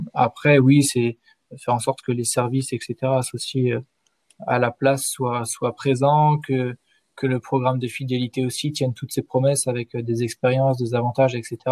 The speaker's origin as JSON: {"language": "French", "town": "Rennes", "region": "Brittany", "country": "France", "also_born_or_lived": "Paris", "moved": "yes", "lives_now": "Troyes, France", "said": "je suis de Rennes à l'origine"}